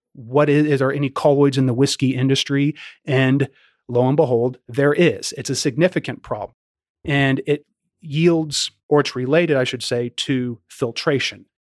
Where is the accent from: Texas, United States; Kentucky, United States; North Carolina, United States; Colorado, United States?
Kentucky, United States; Louisville; I was born and raised in Louisville, and I'm glad to be employed in my hometown